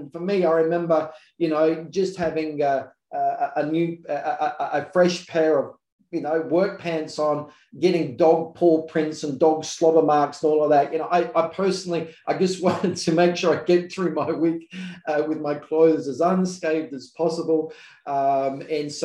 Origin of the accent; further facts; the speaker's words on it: South Australia, Australia; I'm from South Australia